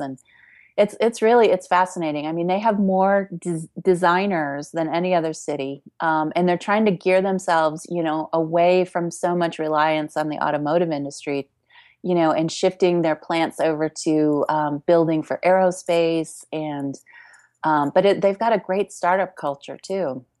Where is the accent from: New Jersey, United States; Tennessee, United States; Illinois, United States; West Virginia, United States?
Illinois, United States; Chicago; I grew up in Chicago